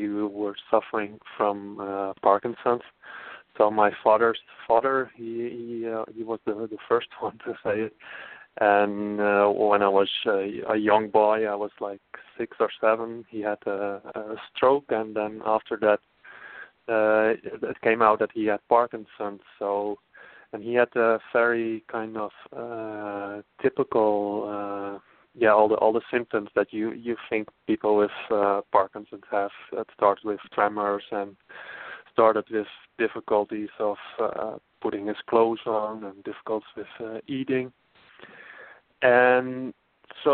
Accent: Friesland, Netherlands; moved away as an adult; also born or lived in Amsterdam, Netherlands; now in Portland, United States; I am originally from the Netherlands. I grew up in the northern part of the Netherlands, the Frisian part.

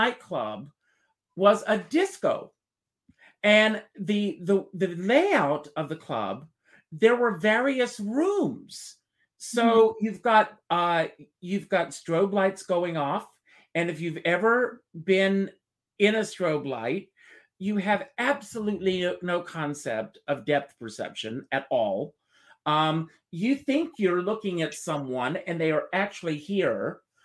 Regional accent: Myrtle Beach, South Carolina, United States; I grew up in Myrtle Beach, South Carolina, outside mm-hmm. of Myrtle Beach.

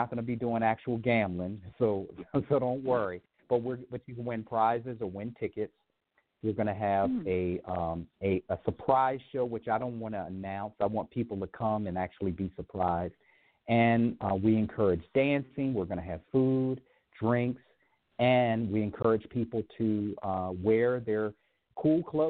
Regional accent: Baltimore, Maryland, United States; now in San Francisco, United States; Baltimore, originally.

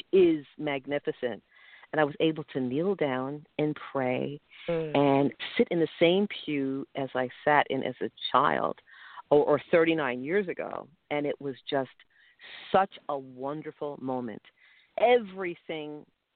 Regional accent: New York City, New York, United States; now in New Jersey, United States; I grew up in Brooklyn. I love Brooklyn.

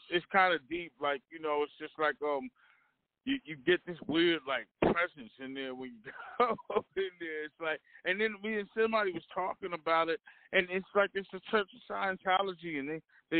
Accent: Trenton, New Jersey, United States; I'm from Trenton

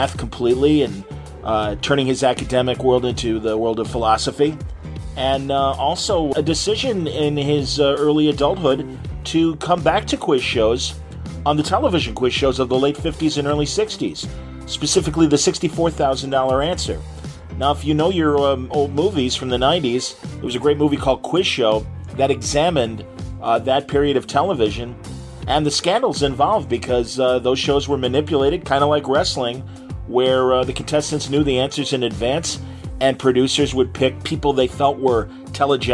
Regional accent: Wilmette, Illinois, United States; I'm from Wilmette, Illinois

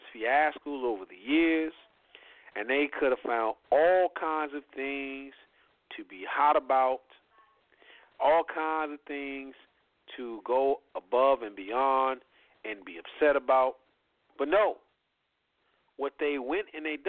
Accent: Indiana, United States; I'm from Indiana.

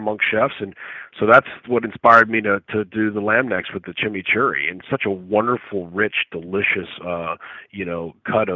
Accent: Louisiana, United States; the culture that I was raised around in Louisiana

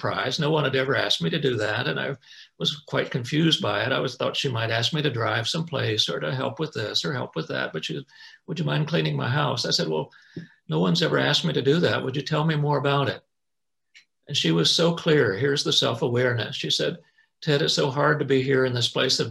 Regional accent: North Carolina, United States; moved away; I grew up in North Carolina, and my two brothers and mom and dad live there and still live there

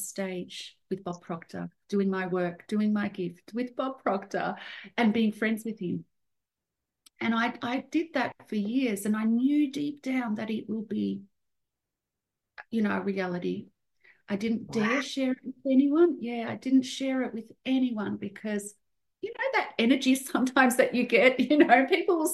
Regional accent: Australia; I'm from a migrant family. I was born in Australia. My parents and brother are from Serbia.

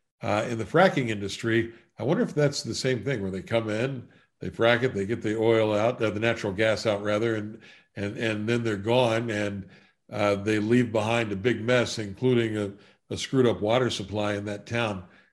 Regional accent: Southern West Virginia, United States; from growing up in Southern West Virginia

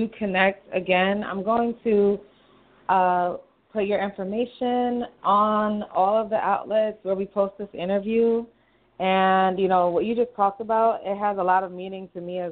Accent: New York City, New York, United States; Brooklyn, from New York

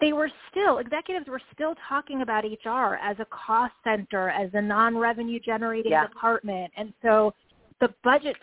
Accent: New York, United States; I am a New Yorker

